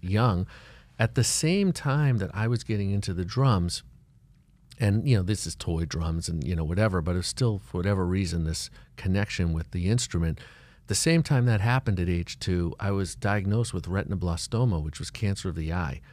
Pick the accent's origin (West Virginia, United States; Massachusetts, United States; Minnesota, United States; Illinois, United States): Massachusetts, United States; Boston; moved away as an adult; now in Miami, United States; I'm from Boston